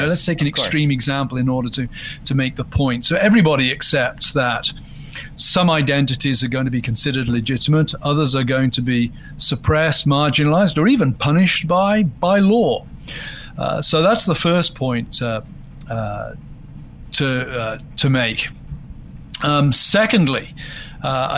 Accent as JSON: {"language": "English", "country": "United Kingdom", "said": "I'm British"}